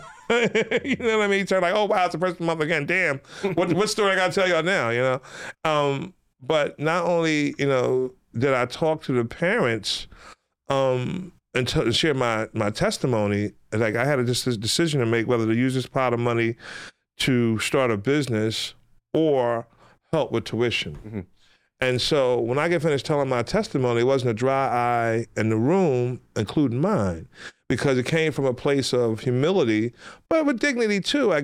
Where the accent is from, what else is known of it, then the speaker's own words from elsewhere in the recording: Philadelphia, Pennsylvania, United States; ever since I was a little kid growing up in West Philadelphia